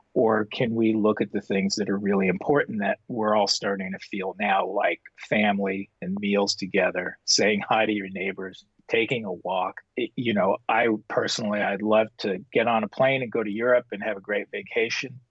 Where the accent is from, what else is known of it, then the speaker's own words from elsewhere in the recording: Los Angeles, California, United States; put them smack down into a little tract house with four kids in Pacoima, California, which was a predominantly Mexican American neighborhood, but my neighborhood was fairly still mixed. That was where I grew up